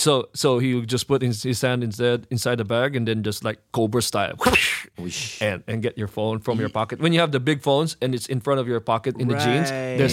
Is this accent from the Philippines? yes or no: yes; Philippines; Yeah, I'm Filipino.